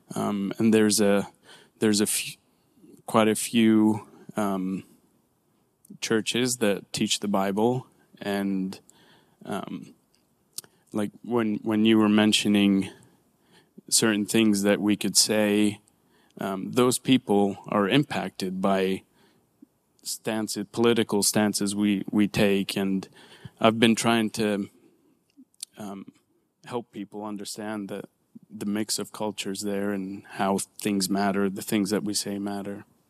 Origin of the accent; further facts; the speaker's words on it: Nazareth, Northern District, Israel; moved away as an adult; now in United States; I grew up in Nazareth